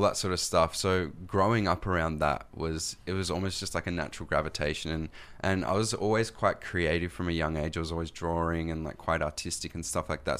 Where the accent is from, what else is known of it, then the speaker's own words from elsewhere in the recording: Australia; accent: Australian; when I come over here to the States, I'm from Australia